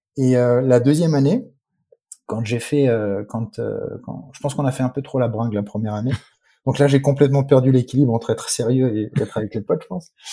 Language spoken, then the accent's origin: French; Strasbourg, Grand Est, France; moved away as an adult; now in United States; je n'ai jamais vécu en Iran. Non, je suis né, je suis né à Strasbourg